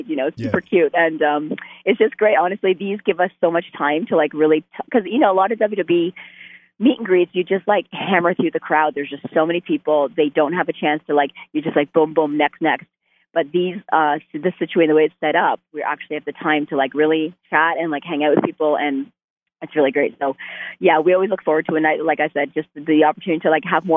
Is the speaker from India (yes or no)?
no; Canada; I'm Canadian